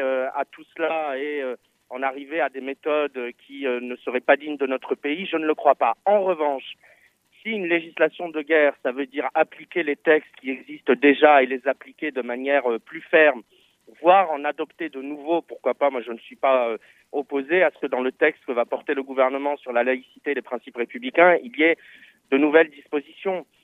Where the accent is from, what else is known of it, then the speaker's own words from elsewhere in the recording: France; nous sommes français